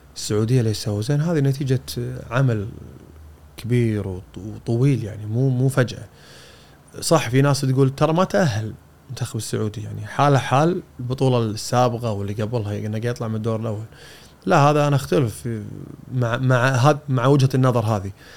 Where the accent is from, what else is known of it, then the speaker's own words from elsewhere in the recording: Kuwait; عندنا بالكويت